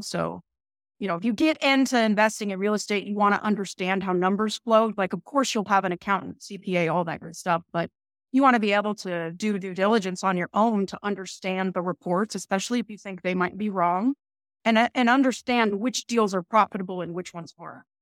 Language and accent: English; Northern California, United States; I'm from Northern California, very north